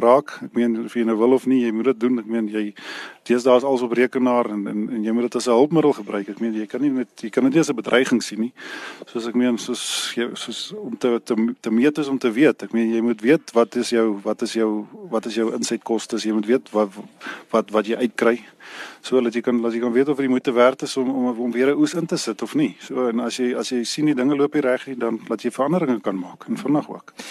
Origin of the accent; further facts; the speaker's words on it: Reitz, Free State, South Africa; also born or lived in Bethlehem; Ek is gebore hier waar ek nou nog steeds hier in Ryse is gebore en Ryse hier groot geword